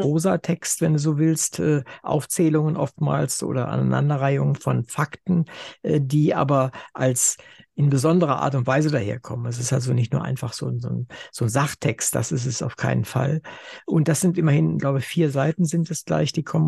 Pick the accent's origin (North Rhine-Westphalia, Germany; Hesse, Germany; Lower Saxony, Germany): Lower Saxony, Germany; Wolfenbüttel; ich komme ja aus Wolfenbüttel